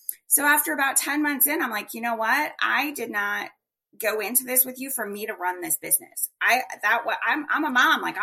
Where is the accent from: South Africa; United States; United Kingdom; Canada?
United States; Colorado; now in Phoenix, United States; I grew up in Colorado